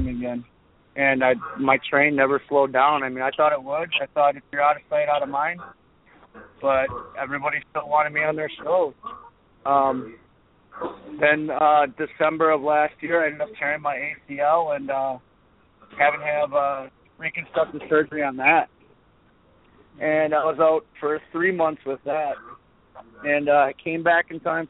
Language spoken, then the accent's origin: English; Milwaukee, Wisconsin, United States; I'm real excited to wrestle in front of my hometown